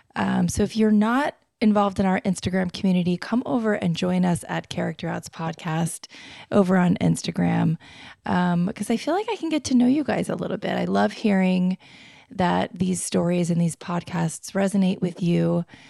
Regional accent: Florida, United States; moved away; I grew up in Florida, so it was just hot constantly

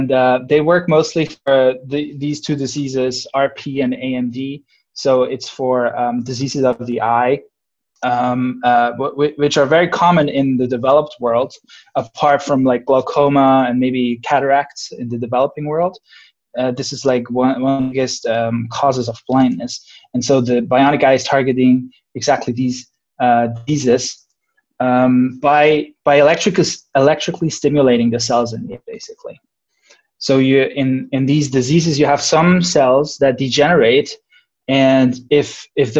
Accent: Switzerland; moved away as an adult; also born or lived in Irvine, United States; now in Santa Barbara, United States; I'm originally from Switzerland

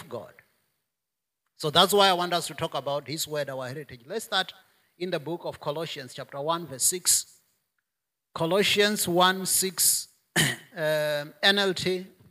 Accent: South Africa; my natural heritage in South Africa as a South African, as an African, as a Venda

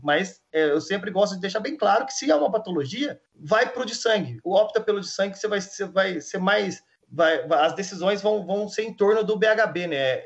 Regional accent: Minas Gerais, Brazil; eu sou mineiro, né? Mineiro, para mim, é sempre que quando eu saio do, do, estado de Minas, o pessoal já vem direto falando em uai e pão de queijo, né? E eu tenho muito orgulho de ser de Minas Gerais

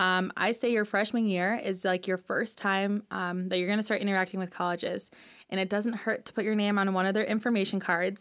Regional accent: Michigan, United States; moved away as an adult; now in Minnesota, United States; I am originally from Michigan and then went to school in Minnesota.

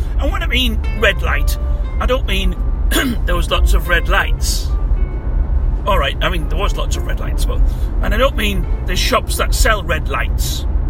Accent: England, United Kingdom; So we ate our ham sandwiches, because we're English. You know, you always, when you're abroad, you always seek out ham sandwiches.

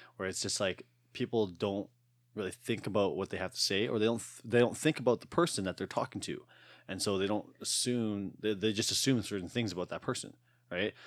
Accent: Alberta, Canada; I was born here. I was born in Tollfield, Alberta.

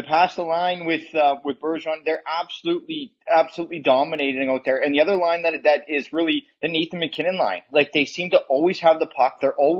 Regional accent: Canada; I'm being a Canadian

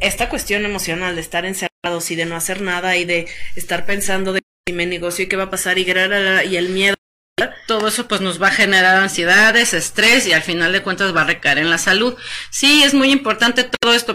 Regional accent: Mexico; Como los mexicanos que a todo le echamos limón

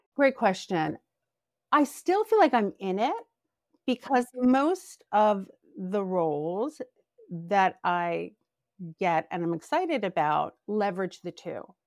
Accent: New Jersey, United States; moved away; also born or lived in New York; I grew up in a really cute beach town in South Jersey

